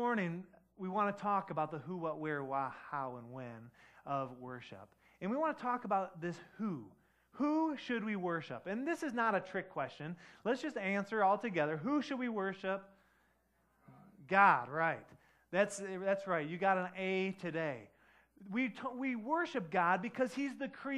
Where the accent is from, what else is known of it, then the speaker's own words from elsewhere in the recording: Detroit, Michigan, United States; I grew up in Detroit